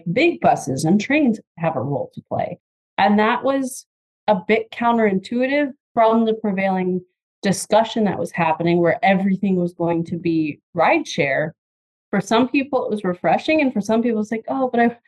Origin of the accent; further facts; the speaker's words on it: Michigan, United States; I was born and raised in Michigan